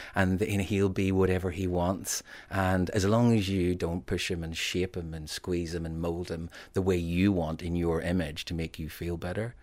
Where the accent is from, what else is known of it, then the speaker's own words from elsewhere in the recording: Northern Ireland, United Kingdom; moved away; also born or lived in England; When I was growing up in Northern Ireland